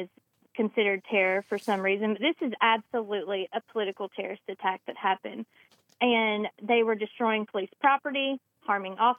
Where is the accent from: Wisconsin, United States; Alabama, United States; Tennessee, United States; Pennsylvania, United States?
Alabama, United States; Randolph County; my hometown in Randolph County